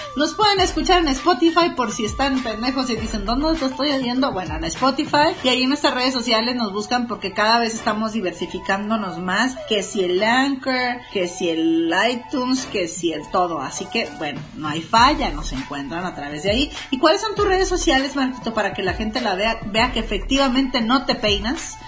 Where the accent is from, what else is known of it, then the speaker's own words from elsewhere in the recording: Mexico; soy mexicana